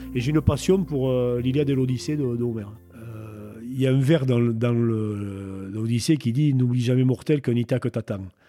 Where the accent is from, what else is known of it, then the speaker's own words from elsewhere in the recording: Nay, Nouvelle-Aquitaine, France; j'ai grandi à Naï